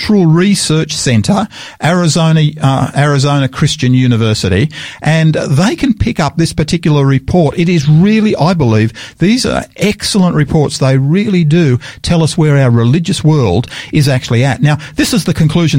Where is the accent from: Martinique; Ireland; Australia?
Australia; Sydney, New South Wales; also born or lived in Tasmania / Queensland; now in Adelaide, Australia; I was born in Sydney in New South Wales